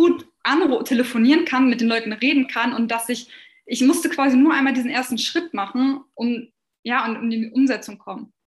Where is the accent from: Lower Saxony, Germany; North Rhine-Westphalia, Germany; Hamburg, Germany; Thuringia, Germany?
Lower Saxony, Germany; near Hanover; ich komme aus der Nähe von Hannover